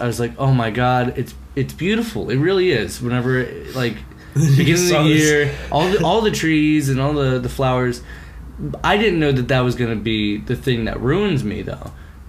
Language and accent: English; Mesa, Arizona, United States; moved away as an adult; now in New York, United States; I grew up in Arizona. I don't have the big cities, like, right there. It was a small town, Mesa, Arizona.